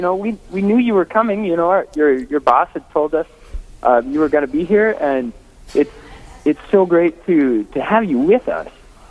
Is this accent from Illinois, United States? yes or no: no; Rapid City, South Dakota, United States; also born or lived in Faith, South Dakota; So I grew up in Rapid City, South Dakota, the western side, and I went to high school there, Rapid City Central High School.